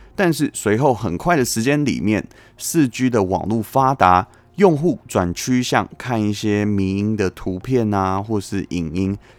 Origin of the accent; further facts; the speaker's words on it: Taiwan; 身为台湾人，一起继续努力吧